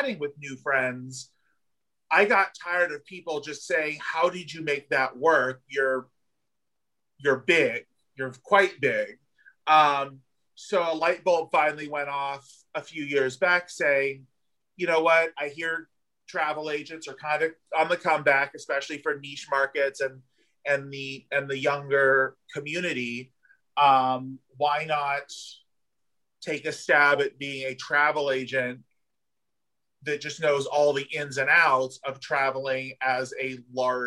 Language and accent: English; Southern California, United States; moved away as an adult; also born or lived in Los Angeles; now in Wilton Manors, United States; being from Southern California, where we have beaches also